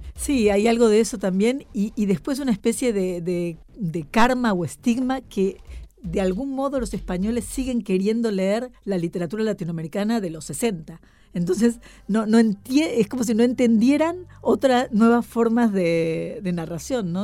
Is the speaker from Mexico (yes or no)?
no; Argentina; now in Madrid, Spain; ser muy argentina